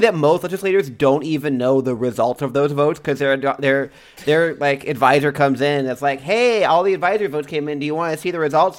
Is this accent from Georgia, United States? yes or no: no; Texas, United States; now in Washington, United States; we're from Texas